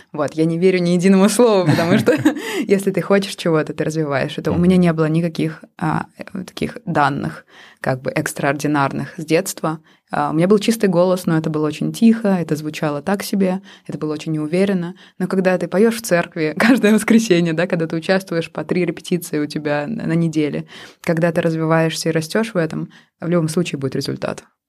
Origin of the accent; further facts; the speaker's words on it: Pushkino, Moscow Oblast, Russia; moved away as an adult; now in Helsinki, Finland; я родилась в маленьком подмосковном городке э, Пушкина